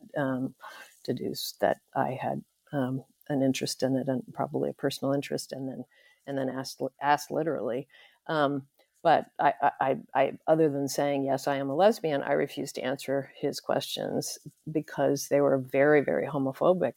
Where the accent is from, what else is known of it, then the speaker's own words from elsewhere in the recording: Santa Barbara, California, United States; moved away as an adult; I was born and raised in Santa Barbara, California, U S